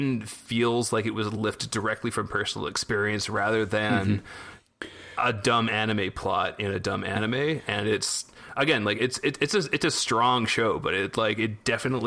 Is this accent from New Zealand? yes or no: no; Canada; growing up in Canada